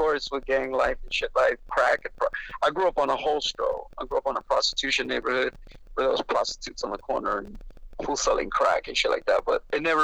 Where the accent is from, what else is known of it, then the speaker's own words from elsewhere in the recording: Los Angeles, California, United States; also born or lived in Pacific Palisades; I was born in East L.A., and I moved to Mid-City in about 2 years old, so I didn't really have a East L.A. upbringing. I grew up in Mid-City.